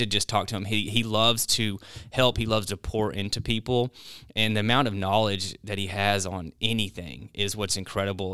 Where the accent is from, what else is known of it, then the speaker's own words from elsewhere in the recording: North Little Rock, Arkansas, United States; also born or lived in Idaho; growing up in North Little Rock. It was, it was unique